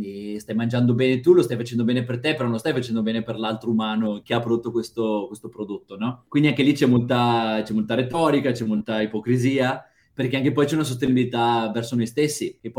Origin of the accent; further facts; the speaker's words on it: northern Italy, Italy; io sinceramente fin da, da piccolo nelle mie parti, nella mia zona, sarà per l'influenza che un po' siamo vicini alla, alla, all'Austria, alla Germania